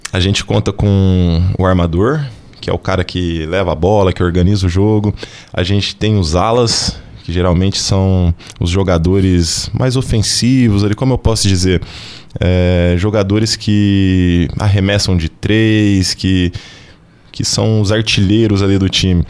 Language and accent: Portuguese; Franca, São Paulo, Brazil; moved away as an adult; also born or lived in Uberlândia / Anápolis / Goiânia / Criciúma; now in Joinville, Brazil; Eu sou natural de Franca